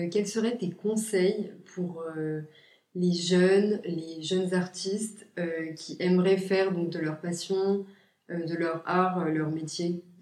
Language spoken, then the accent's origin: French; France; Et depuis qu'en fait, oui, bah, j'assume, oui, je suis française, et, bah, justement, ça me, enfin, je sais pas comment dire, ça me, ça me libère, quoi. Genre, j'assume cette double identité